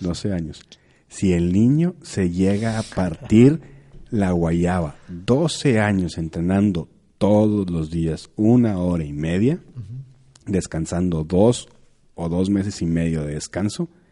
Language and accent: Spanish; San Pedro Garza García, Nuevo León, Mexico; yo soy de Monterrey, yo soy de San Pedro